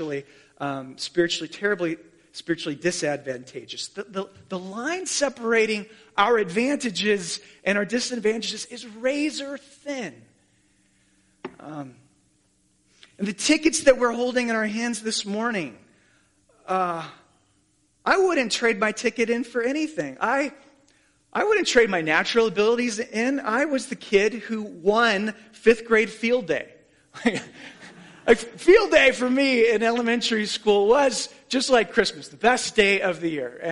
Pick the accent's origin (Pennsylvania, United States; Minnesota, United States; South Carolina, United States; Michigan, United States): South Carolina, United States; Columbia; I was born in Columbia, South Carolina to Dale and Carol Cheney